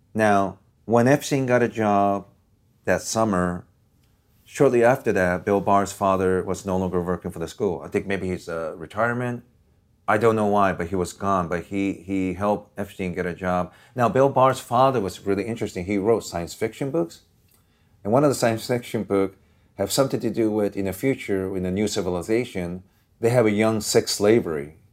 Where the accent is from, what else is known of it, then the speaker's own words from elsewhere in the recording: Osaka, Japan; also born or lived in Washington State, United States; now in Los Angeles, United States; where I grew up in Japan, I didn't live too far from Red Light District in Osaka, Japan.